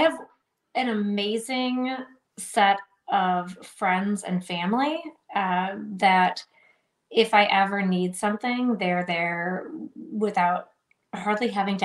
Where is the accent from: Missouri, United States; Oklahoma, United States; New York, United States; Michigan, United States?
Michigan, United States; I'm from Michigan